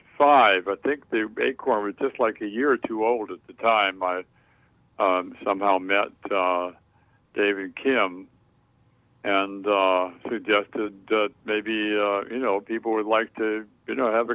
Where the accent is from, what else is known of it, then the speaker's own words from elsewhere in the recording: Chicago, Illinois, United States; my childhood as a little boy, choir boy in St. Paul's Episcopal Church in Hyde Park